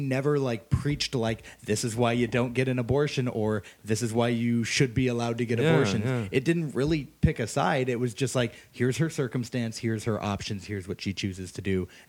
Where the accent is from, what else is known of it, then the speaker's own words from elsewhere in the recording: Texas, United States; I am from Texas.